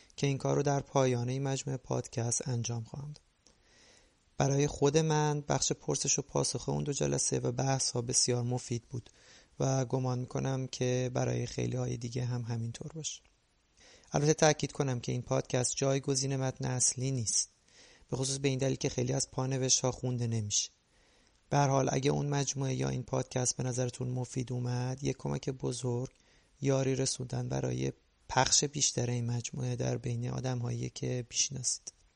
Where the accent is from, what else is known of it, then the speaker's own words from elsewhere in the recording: Iran; moved away as an adult; now in Canada; از این 41 سال زندگی حدود 23 سال اولش در ایران گذاشته و ما بقی در کانادا